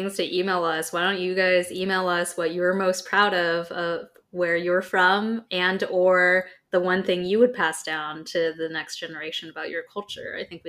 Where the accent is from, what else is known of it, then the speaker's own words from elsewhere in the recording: United States; From being American, I'm definitely the most proud of our roots of America exists because we defected from England.